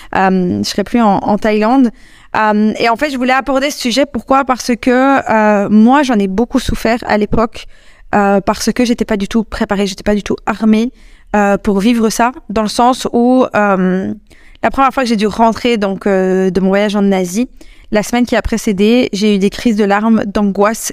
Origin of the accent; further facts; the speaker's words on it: Belgium; je suis belge, quand je suis rentrée en Belgique